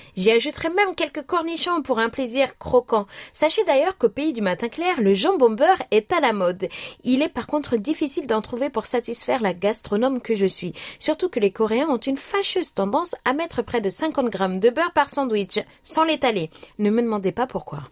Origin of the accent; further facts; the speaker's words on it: Algeria; ma région qui est l'Algérie